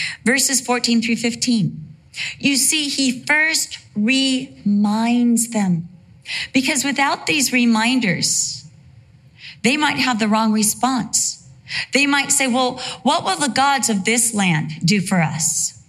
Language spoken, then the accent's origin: English; Costa Mesa, California, United States; also born or lived in Santa Ana, California / Vista, California / England; You know, I was born at Santa Ana Community Hospital. For the most part of my life, I lived in Costa Mesa, California.